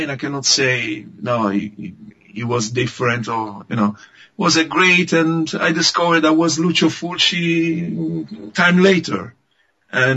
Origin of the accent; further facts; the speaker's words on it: Livorno, Tuscany, Italy; English is a second language; I was coming from Italy